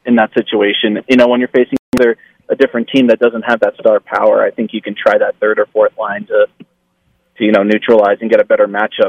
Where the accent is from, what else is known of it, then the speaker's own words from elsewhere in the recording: Middletown, New Jersey, United States; now in Las Vegas, United States; I'm from New Jersey